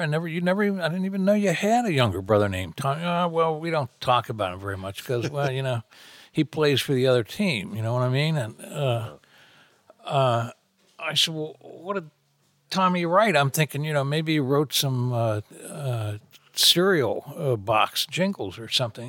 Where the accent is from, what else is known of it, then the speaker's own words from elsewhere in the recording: Cambridge, Ohio, United States; moved away as an adult; also born or lived in California / Texas / Utah; now in Florida, United States; my hometown of Cambridge, Ohio.